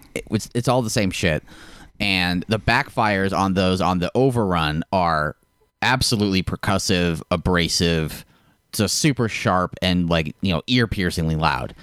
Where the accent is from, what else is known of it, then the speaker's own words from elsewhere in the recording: Park City, Utah, United States; I also say I'm from Park City a lot